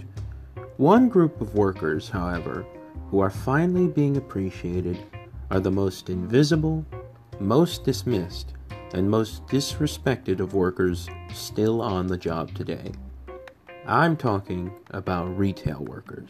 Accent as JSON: {"language": "English", "town": "St. Louis", "region": "Missouri", "country": "United States", "tie": "born or raised there", "said": "I worked as a deli clerk for a well-known grocery store chain in my hometown of St. Louis, Missouri."}